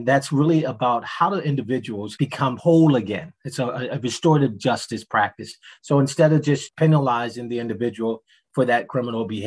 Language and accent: English; Baltimore, Maryland, United States; moved away; also born or lived in Philadelphia, Pennsylvania / Delaware; growing up in Baltimore, then moving to Philadelphia